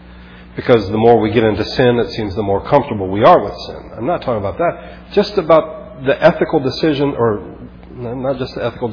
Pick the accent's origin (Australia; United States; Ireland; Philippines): Philippines; Growing up in the Philippines, I remember just being struck by the fact that people knew their third and fourth cousins.